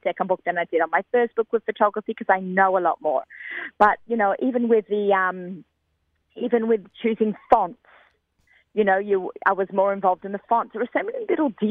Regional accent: Australia; I'm Australian

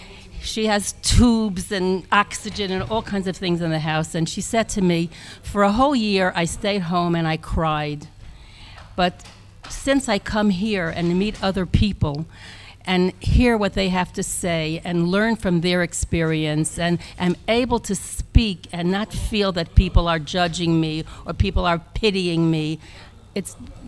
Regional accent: Brooklyn, New York, United States; now in Israel; Brooklyn, New York.

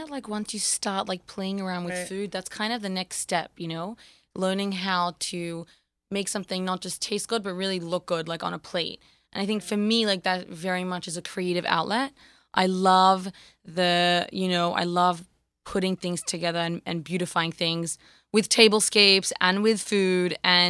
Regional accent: Australia; accent: Australian; I like hanging out with you because then my Australian accent develops better.

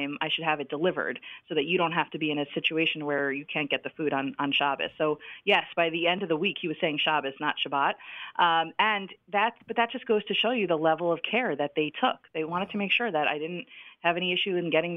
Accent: United States; I'm American

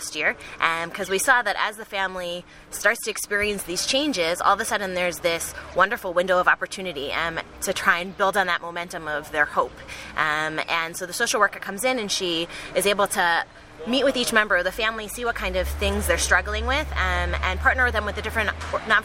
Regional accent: Chicago, Illinois, United States; moved away as an adult; also born or lived in New York; now in Israel; I'm originally from Chicago

